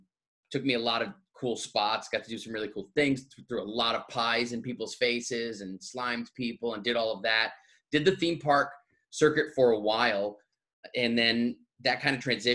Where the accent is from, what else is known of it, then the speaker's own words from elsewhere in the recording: East Coast, United States; moved away as an adult; also born or lived in Boston; I'm from the East Coast